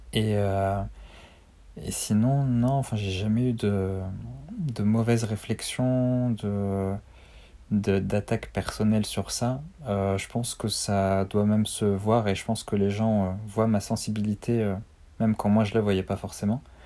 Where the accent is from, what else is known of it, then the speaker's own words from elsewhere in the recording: Armentières, Hauts-de-France, France; moved away as an adult; also born or lived in Brittany; je suis originaire du Nord, donc à Armentières, à côté de Lille.